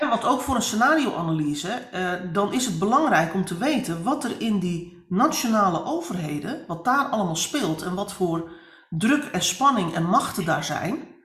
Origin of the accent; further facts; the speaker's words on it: Netherlands; wij als Nederlanders, maar ook als Europeanen